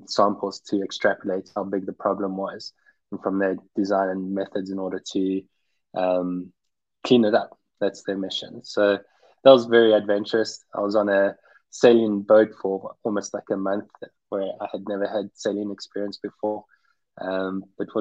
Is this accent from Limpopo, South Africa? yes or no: no; Pretoria, Gauteng, South Africa; moved away as an adult; also born or lived in Cape Town, South Africa / South Carolina, United States / New York City, United States / Netherlands; I was born and raised in Pretoria in South Africa.